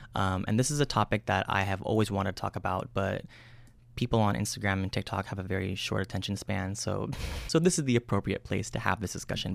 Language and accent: English; United States; I was born and raised out here in the United States